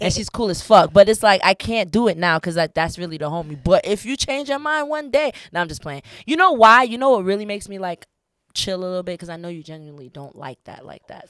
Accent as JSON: {"language": "English", "town": "Fort Lauderdale", "region": "Florida", "country": "United States", "tie": "born or raised there", "also_born_or_lived": "New York", "said": "I'm originally from New York, but I was raised in South Florida, Fort Lauderdale, Florida"}